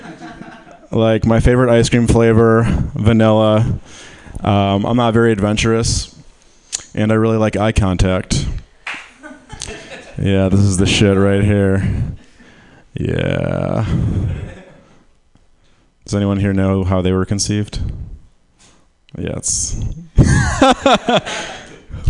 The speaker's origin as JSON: {"language": "English", "region": "Michigan", "country": "United States", "moved": "yes", "lives_now": "San Francisco, United States", "said": "I'm from Michigan"}